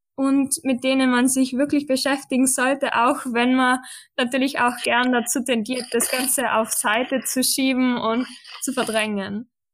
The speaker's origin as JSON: {"language": "German", "region": "western Austria", "country": "Austria", "said": "ich komme aus Österreich, wie auch der Tobias, aber vom Westen Österreichs."}